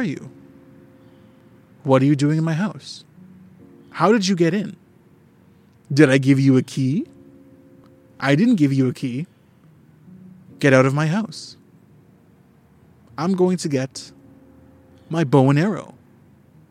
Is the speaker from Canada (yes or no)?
yes; Canada; I'm a Canadian.